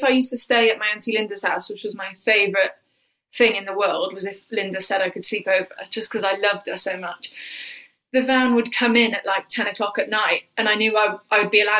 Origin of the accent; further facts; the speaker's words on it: Cardiff, Wales, United Kingdom; So I grew up in Whitchurch in Cardiff, which was sort of like slightly the better sides of the tracks.